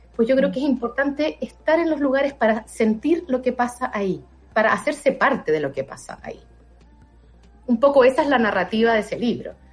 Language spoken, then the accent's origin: Spanish; Chile; como chilena, habiendo vivido en dictadura